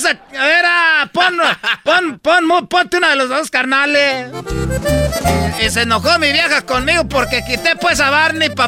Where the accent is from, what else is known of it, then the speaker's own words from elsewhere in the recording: Michoacán, Mexico; yo pues vengo de Michoacán y a mí me tienen envidia pues todos porque soy de Michoacán.